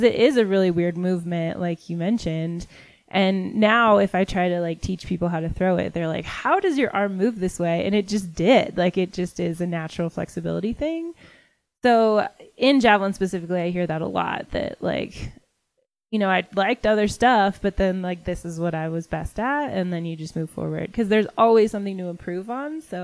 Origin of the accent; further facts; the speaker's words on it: Washington, United States; moved away as an adult; now in Colorado Springs, United States; I'm from Washington State. There we throw the javelin in high school.